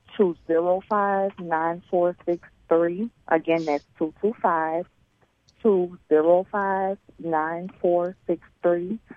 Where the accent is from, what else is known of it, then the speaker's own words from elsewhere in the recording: New Orleans, Louisiana, United States; I grew up in New Orleans with my grandparents